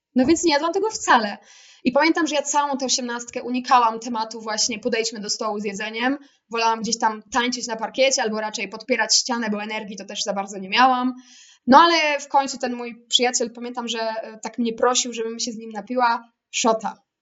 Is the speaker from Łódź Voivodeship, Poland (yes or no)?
yes; Łódź, Łódź Voivodeship, Poland; ja pochodzę z Łodzi